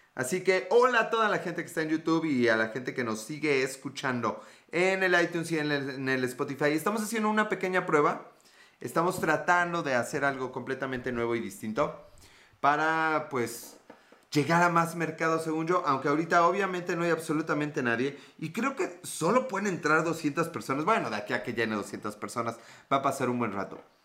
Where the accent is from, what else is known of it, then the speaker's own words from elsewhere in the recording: Mexico; nosotros, los mexicanos